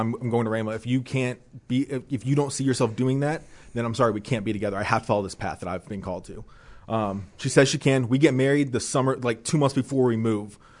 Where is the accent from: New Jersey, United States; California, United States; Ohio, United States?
Ohio, United States; Dayton; moved away; I'm from Dayton, Ohio